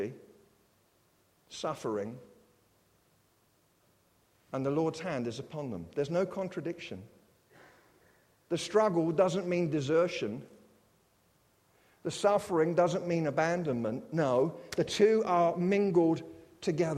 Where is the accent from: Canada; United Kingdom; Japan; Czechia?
United Kingdom; I'm British